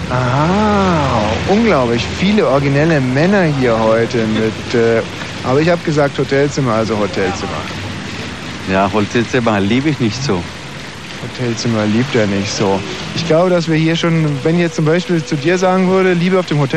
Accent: Lebanon; German is a second language; moved away; Ja. Und wo kommst du her … Ja, ich komme aus Libanon. Aus dem Libanon?

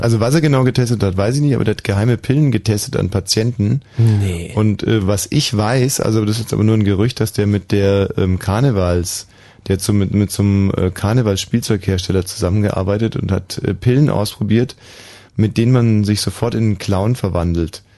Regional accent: Bavaria, Germany; aus meiner Heimat aus Bayern

